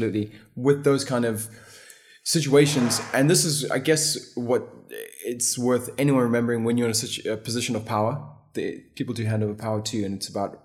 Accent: Botswana; moved away; also born or lived in South Africa; I grew up in Botswana. I went to school in South Africa.

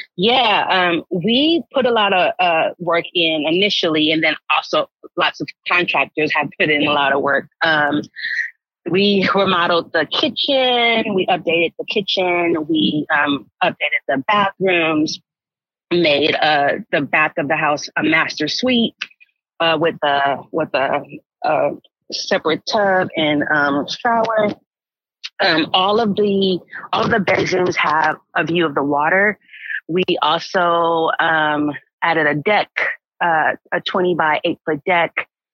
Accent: Los Angeles, California, United States; moved away as an adult; also born or lived in Marin County, California; now in Marin City, United States; I actually grew up in Los Angeles

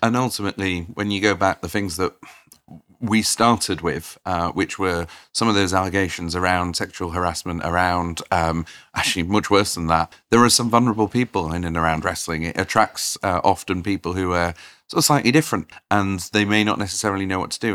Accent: Doncaster, Yorkshire and the Humber, United Kingdom; I grew up in Doncaster

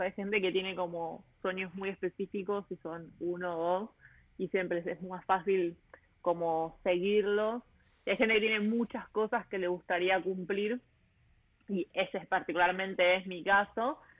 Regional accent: Buenos Aires, Argentina; moved away as an adult; also born or lived in Melbourne, Australia / Sydney, Australia; yo nací en Buenos Aires, en, en Ciudad Autónoma de Buenos Aires

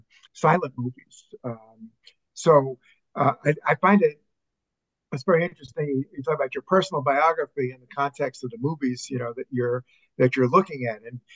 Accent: New York City, New York, United States; I grew up in New York City, in Manhattan myself.

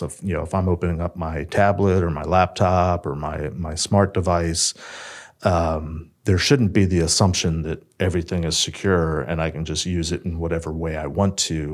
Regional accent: Silver Spring, Maryland, United States; I grew up in the area. I grew up in Silver Spring

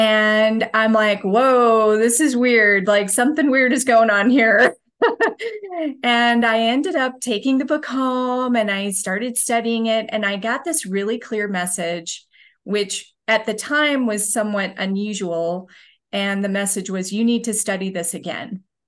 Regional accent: Utah, United States; I would say I have a fairly normal upbringing from Utah. I studied business at the University of Utah

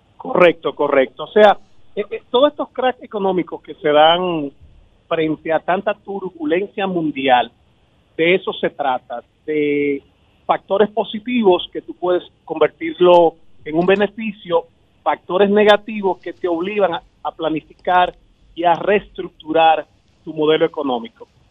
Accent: Dominican Republic

